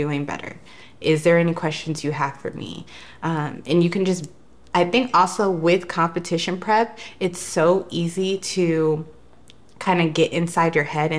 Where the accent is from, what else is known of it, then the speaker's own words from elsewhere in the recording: Denver, Colorado, United States; now in California, United States; I'm originally from Denver, Colorado